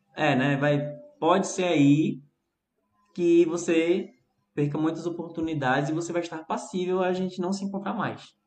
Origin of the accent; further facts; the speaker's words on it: Brazil; sou brasileiro